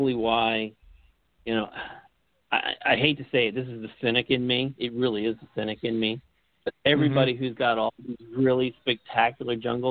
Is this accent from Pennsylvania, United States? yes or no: yes; Norristown, Pennsylvania, United States; I was born in Norristown, so I'm outside of Philly.